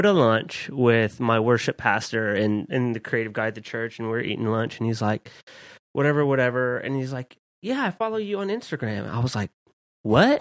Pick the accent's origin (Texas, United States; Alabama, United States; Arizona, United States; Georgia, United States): Texas, United States; Dallas; also born or lived in Southwest Louisiana; I moved to Dallas when I was eleven